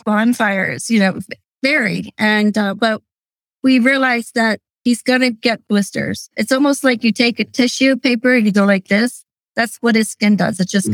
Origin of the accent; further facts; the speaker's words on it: Lancaster County, Pennsylvania, United States; I was born and raised in Lancaster County.